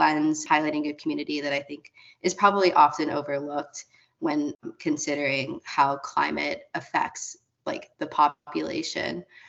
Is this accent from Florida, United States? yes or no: yes; West Palm Beach, Florida, United States; I'm from South Florida, like West Palm Beach area.